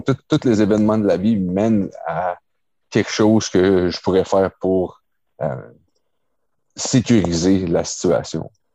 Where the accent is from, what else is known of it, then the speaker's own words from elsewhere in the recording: Quebec, Canada; j'ai grandi à Québec